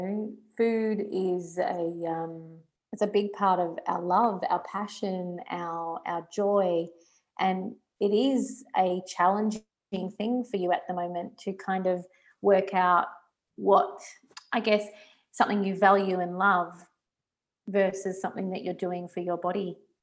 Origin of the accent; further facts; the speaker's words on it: Geelong, Victoria, Australia; moved away as an adult; also born or lived in Singapore / Melbourne, Australia; now in Italy; I grew up in Geelong, big streets, easy parking, moved to Singapore